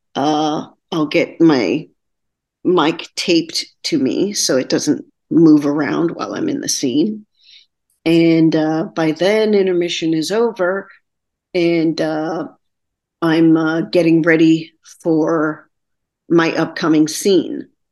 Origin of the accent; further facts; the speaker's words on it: Texarkana, Texas, United States; moved away as an adult; also born or lived in Austin, Texas; now in New York City, United States; I'm originally from Texarkana, Texas